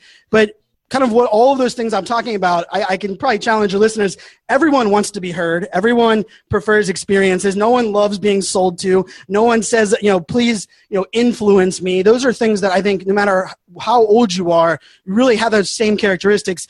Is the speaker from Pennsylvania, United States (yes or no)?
yes; Pittsburgh, Pennsylvania, United States; I was born and raised in Pittsburgh, Pennsylvania